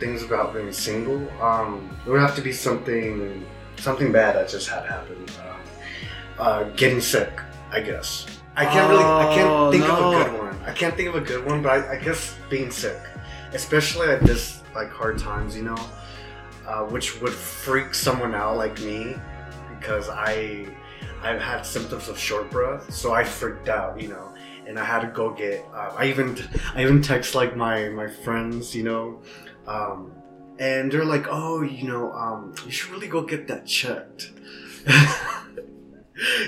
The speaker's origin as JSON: {"language": "English", "area": "Bay Area", "region": "California", "country": "United States", "tie": "born or raised there", "moved": "yes", "said": "Bay Area is my hometown"}